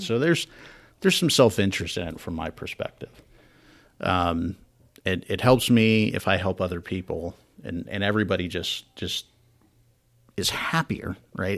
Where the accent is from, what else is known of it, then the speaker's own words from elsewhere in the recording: Wyoming, United States; moved away; I'm from Wyoming